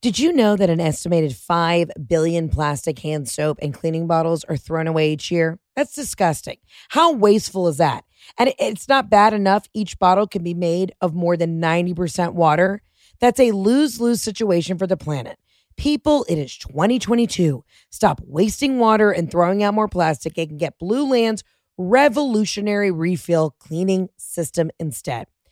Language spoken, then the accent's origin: English; Atlanta, Georgia, United States; moved away; Born and raised in Atlanta.